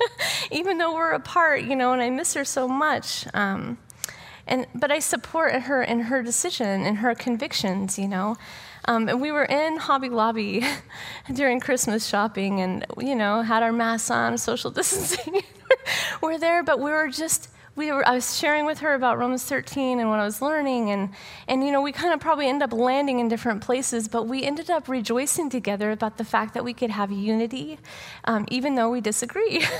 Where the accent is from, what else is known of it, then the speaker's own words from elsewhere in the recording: United States; as an American citizen